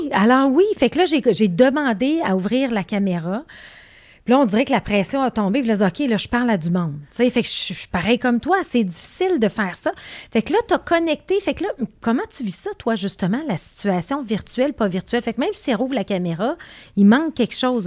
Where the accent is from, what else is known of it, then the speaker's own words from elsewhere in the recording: Beauceville, Quebec, Canada; je suis beauceronne